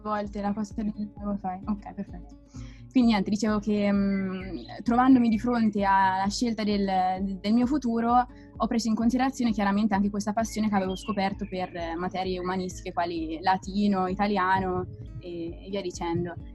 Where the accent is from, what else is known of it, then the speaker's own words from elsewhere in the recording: Perugia, Umbria, Italy; moved away as an adult; now in Rome, Italy; vengo da Perugia e ho frequentato chiaramente il liceo scientifico Galileo Galilei